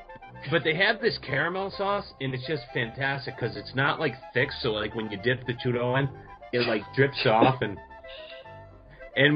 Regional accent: Boston, Massachusetts, United States; accent: Boston; my Boston accent

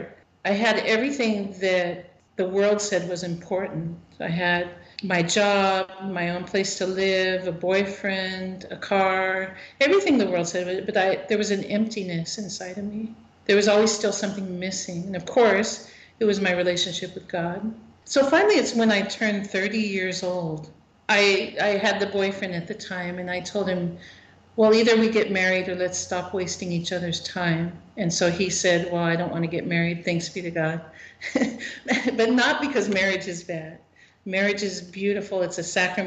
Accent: California, United States; I was born and raised in California, born and raised in the Catholic faith

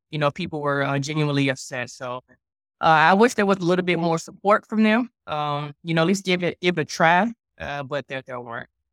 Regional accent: Richmond, Virginia, United States; born and raised in, in Richmond, Virginia.

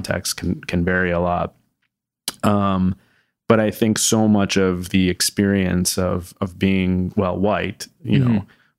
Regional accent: Voorhees, New Jersey, United States; So, I grew up in Southern New Jersey, in Voorhees, New Jersey, in a town of, it's about 30,000 people. It's a generally a wealthier city. It's sort of a suburb of Philadelphia.

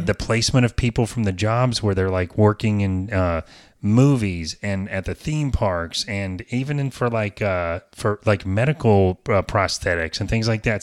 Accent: the South, United States; I'm from the South, so I say garage

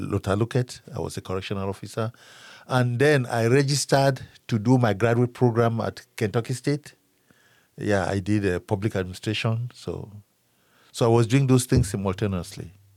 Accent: Cameroon; moved away as an adult; now in Frankfort, United States; I am originally from Cameroon, in, uh, West Africa.

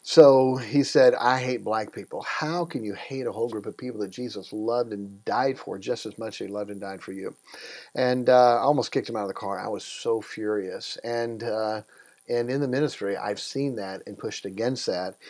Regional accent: Iowa, United States; also born or lived in Tennessee; When I was a kid, we moved to Iowa and uh, grew up there

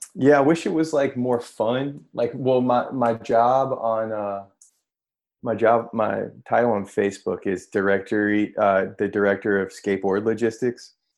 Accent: North Carolina, United States; moved away as an adult; also born or lived in New York; now in San Francisco, United States; I'm from North Carolina, like born and raised, grew up in a small

